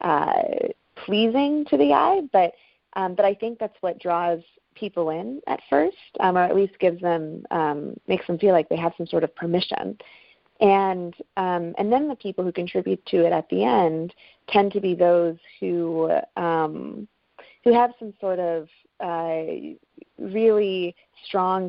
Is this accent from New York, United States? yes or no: yes; Buffalo, New York, United States; my hometown, actually Buffalo